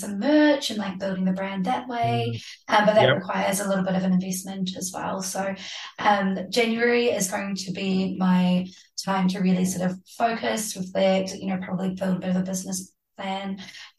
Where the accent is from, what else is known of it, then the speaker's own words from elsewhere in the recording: Hamilton, Waikato, New Zealand; moved away as an adult; also born or lived in Glasgow, United Kingdom / Amsterdam, Netherlands / Sark; now in Auckland, New Zealand; I grew up in Hamilton